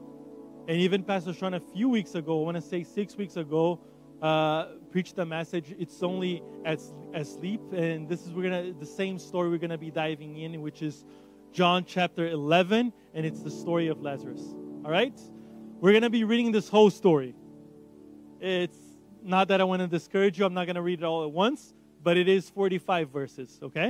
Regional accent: Brazil; first language Portuguese; English is a second language; moved away; I'm from Brazil. So Portuguese

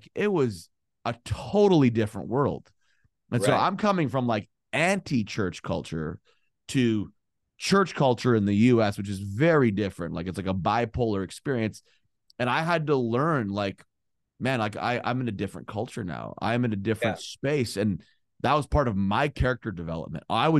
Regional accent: Canada; now in United States; Like I came from Canada. So very liberal.

